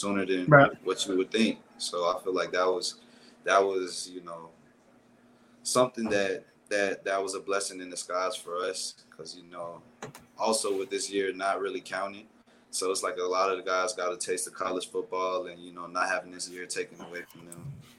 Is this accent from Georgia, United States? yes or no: no; South Florida, United States; I'm from South Florida